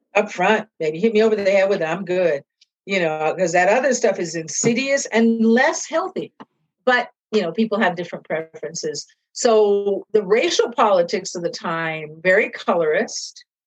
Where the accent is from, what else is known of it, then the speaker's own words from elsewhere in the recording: Seattle, Washington, United States; moved away as an adult; now in East Coast, United States; growing up where I grew up, when I grew up, how I grew up in Seattle was really great as a mixed kid